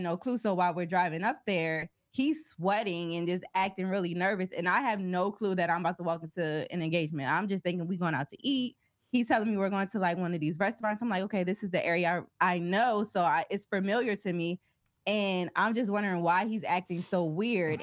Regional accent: Wilmington, Delaware, United States; moved away as an adult; also born or lived in Philadelphia / Cincinnati; we're both from Delaware, which is a small state, a small city of Wilmington, Delaware

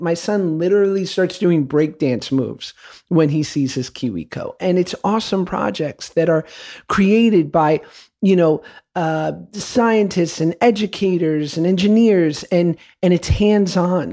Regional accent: New York City, New York, United States; I grew up in New York City taking the crosstown bus to school at eleven

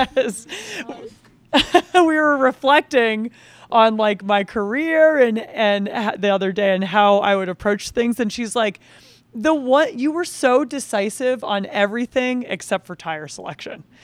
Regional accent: Vermont, United States; I grew up downhill ski racing a, at this ski area in Vermont called Cochrane Ski Area.

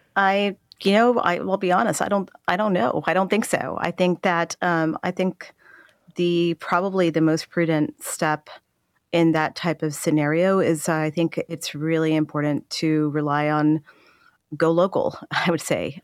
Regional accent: El Paso, Texas, United States; I am from Texas. I saw my hometown of El Paso go through a very dark time

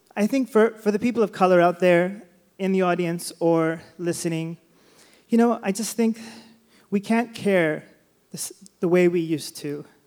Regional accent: Sacramento, California, United States; I was born and raised in Sacramento

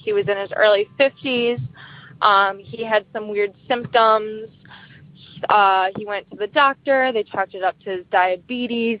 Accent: Wisconsin, United States; I am from Wisconsin.

